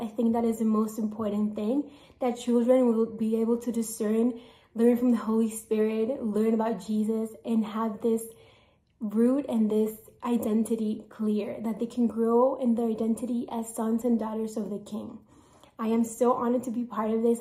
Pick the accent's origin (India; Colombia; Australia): Colombia; moved away as an adult; I am from Colombia